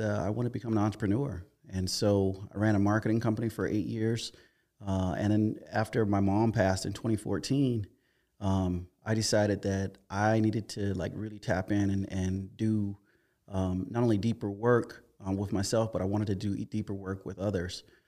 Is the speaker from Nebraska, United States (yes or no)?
no; Hopkins, South Carolina, United States; I grew up in South Carolina, a little town called Hopkins.